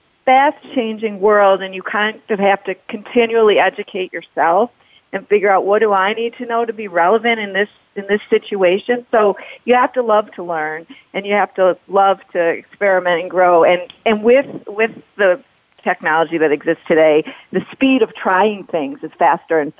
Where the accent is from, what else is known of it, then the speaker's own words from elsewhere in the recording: Detroit, Michigan, United States; we're all from here, or Pamela's from Ohio, but there's something special about being a Midwesterner